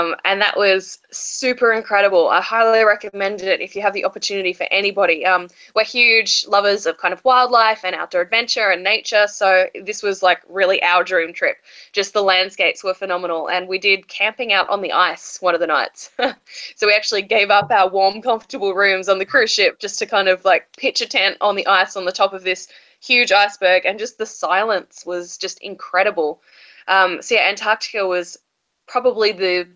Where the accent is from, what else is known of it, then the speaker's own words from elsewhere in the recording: Australia; I'm from Australia